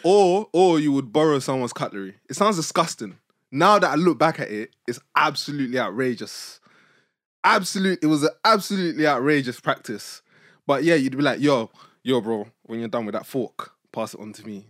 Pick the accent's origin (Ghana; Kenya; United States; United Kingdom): United Kingdom; accent: British; also born or lived in Nigeria; I would speak in my British accent